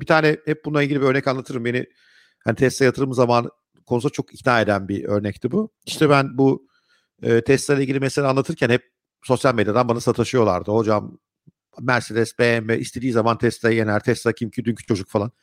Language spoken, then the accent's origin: Turkish; Ankara, Turkey; now in Istanbul, Turkey